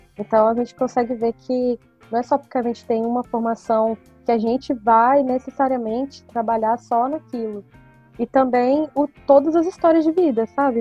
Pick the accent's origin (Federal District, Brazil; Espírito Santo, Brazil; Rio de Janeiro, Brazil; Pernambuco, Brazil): Federal District, Brazil; Brasília; eu sou geóloga de Brasília